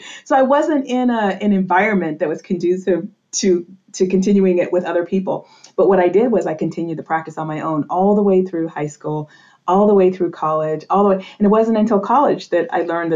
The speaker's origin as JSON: {"language": "English", "region": "New England", "country": "United States", "tie": "born or raised there", "said": "I grew up in New England in a very traditional Roman Catholic family."}